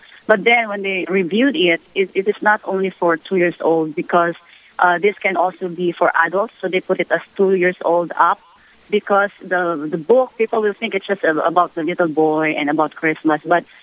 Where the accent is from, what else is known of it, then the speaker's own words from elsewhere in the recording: Philippines; now in United States; I'm originally from the Philippines